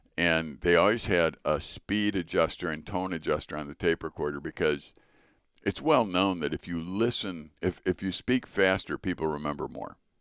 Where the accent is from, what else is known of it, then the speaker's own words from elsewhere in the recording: Chicago, Illinois, United States; I was born in Chicago to Richard